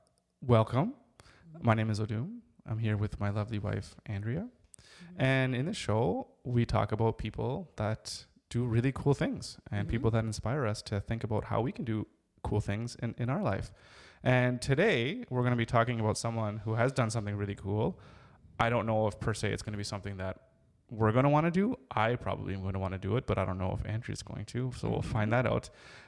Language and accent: English; Canada; I'm Canadian.